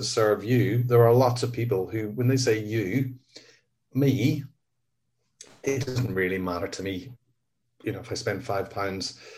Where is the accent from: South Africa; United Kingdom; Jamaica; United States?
United Kingdom; Northern Ireland; I was born in 1968 in Northern Ireland